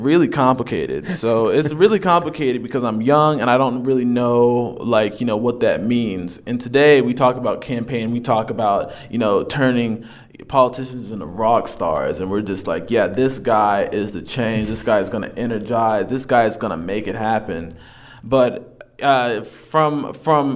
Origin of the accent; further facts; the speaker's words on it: Carrollton, Texas, United States; moved away as an adult; also born or lived in Dallas; now in Lubbock, United States; I came from Dallas. Okay. I'm from Carrollton, Texas